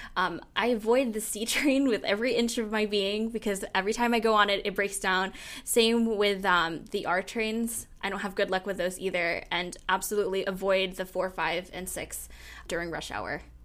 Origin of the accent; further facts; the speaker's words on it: San Francisco, California, United States; moved away as an adult; now in New York City, United States; I grew up in the San Francisco Bay Area